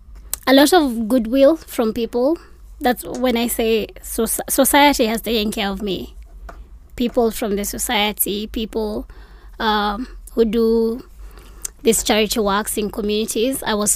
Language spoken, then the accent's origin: English; Mathare, Nairobi, Kenya; I am from Mathare.